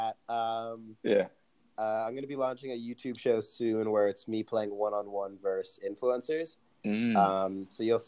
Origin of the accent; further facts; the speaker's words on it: New York City, New York, United States; I grew up in Brooklyn